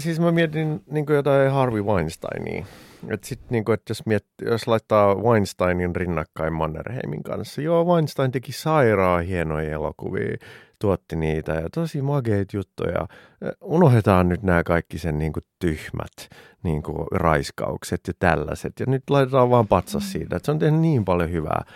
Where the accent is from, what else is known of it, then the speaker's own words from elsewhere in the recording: Finland; Suomi on mun kotimaa